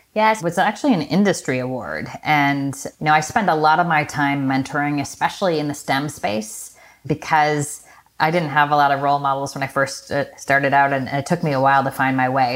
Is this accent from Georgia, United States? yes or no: no; Michigan, United States; I was born in Michigan from the upper Midwest